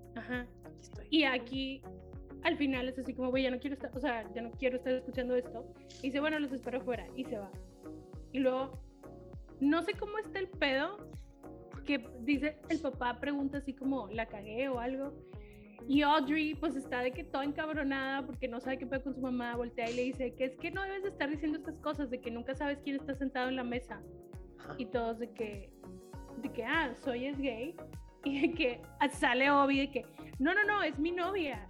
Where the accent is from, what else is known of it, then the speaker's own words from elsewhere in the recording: Mexico; en nuestra cultura mexicana